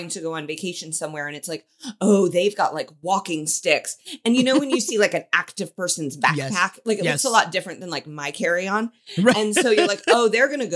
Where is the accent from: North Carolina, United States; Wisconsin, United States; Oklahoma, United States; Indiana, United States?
Indiana, United States; Indianapolis; I'm from Indianapolis